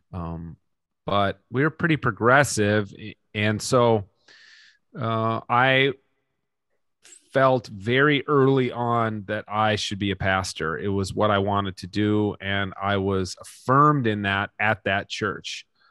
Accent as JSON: {"language": "English", "region": "Minnesota", "country": "United States", "said": "Minnesota is the greatest place to live in the world, and I will live here till"}